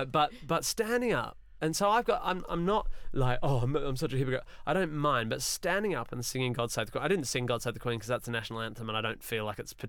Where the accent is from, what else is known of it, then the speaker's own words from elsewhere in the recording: Australia; moved away as an adult; now in United Kingdom; I grew up in Australia